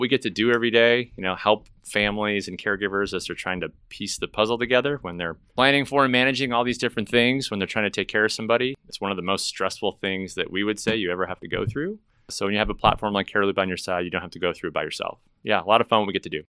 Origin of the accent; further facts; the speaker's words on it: Chicago, Illinois, United States; now in Dallas, United States; I'm not from Dallas. I'm originally from Chicago, as you know, but I moved to Dallas